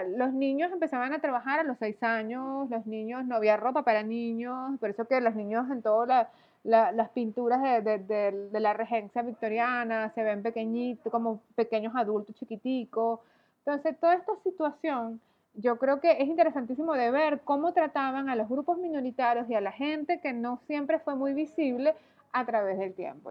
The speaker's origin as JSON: {"language": "Spanish", "country": "Venezuela", "said": "yo soy venezolana"}